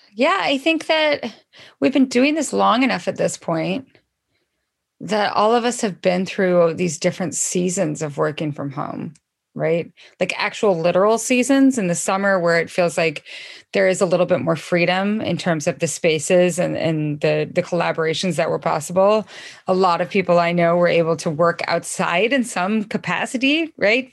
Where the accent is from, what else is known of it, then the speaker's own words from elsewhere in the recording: Idaho, United States; also born or lived in Missoula, Montana; now in Washington, United States; I'm from Idaho originally